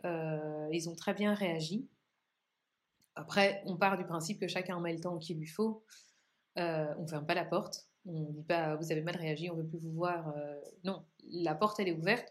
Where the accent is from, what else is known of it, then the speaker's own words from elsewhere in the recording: Belgium; chez nous, en Belgique